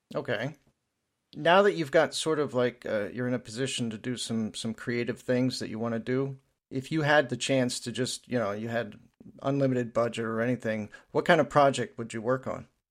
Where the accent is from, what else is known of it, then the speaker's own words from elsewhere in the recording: southeastern Pennsylvania, United States; my area, um, around Philadelphia